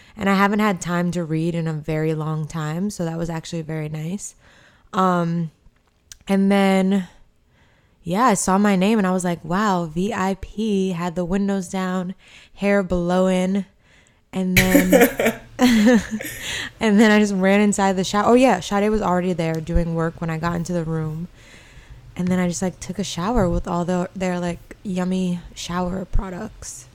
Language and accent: English; New York, United States; as a New Yorker